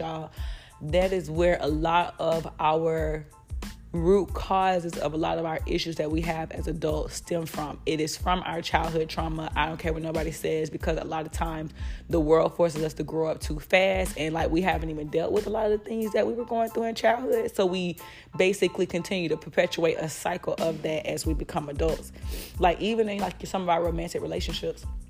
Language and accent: English; Florida, United States; I'm from Florida. So the way that I speak, this is my natural dialect